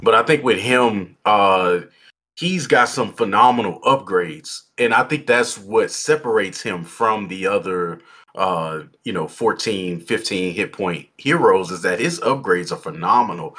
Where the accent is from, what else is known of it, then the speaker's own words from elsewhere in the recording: Texas, United States; now in Idaho, United States; I'm from Texas and I moved to Idaho